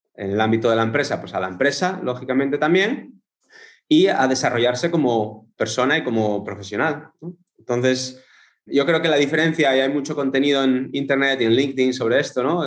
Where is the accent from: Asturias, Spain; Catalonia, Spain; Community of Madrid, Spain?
Asturias, Spain; moved away as an adult; now in Netherlands; soy español, eh, de Asturias, del norte, noroeste.